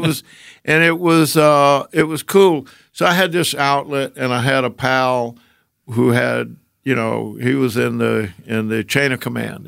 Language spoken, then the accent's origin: English; Georgia, United States; moved away as an adult; also born or lived in Decatur, Georgia / Atlanta; young kid growing up in Georgia